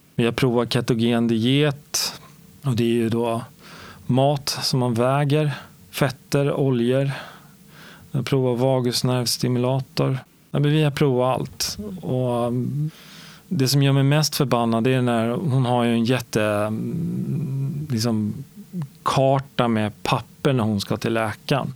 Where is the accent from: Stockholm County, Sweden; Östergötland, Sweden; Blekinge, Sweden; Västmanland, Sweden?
Stockholm County, Sweden; Stockholm; Jag växte upp i Årsta som ligger söder om Stockholm